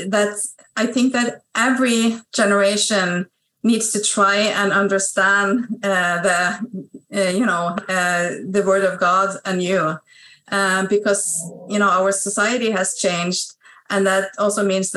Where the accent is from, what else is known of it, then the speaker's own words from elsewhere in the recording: Norway; also born or lived in Stavanger, Norway; I'm a Salvationist from Norway. I live on the west coast of Norway